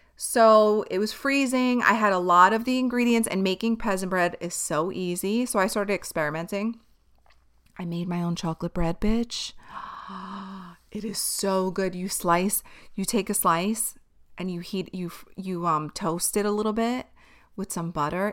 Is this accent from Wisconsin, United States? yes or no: no; New York City, New York, United States; Born and raised in Staten Island